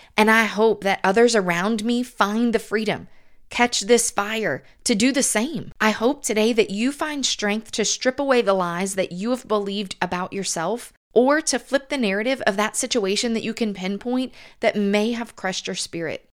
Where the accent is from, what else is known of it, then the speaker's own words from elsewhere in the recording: the South, United States; accent: southern; It was the first time in my life that attention was brought to my southern accent